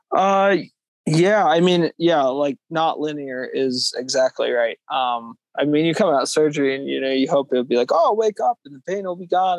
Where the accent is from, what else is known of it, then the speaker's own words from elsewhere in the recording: Conestoga area, Pennsylvania, United States; a race in my hometown the conestoga trail run